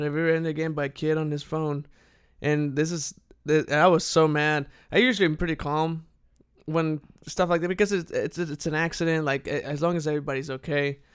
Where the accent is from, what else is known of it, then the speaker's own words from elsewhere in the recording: Saltillo, Coahuila, Mexico; moved away as an adult; was born and raised there, and then I turned eighteen, went off to college, and, uh, That's the last time I lived in Mexico.